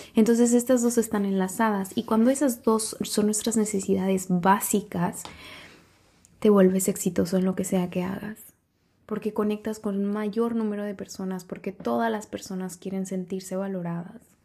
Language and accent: Spanish; San Cristóbal, Mexico; en San Cristóbal, en mi pueblo natal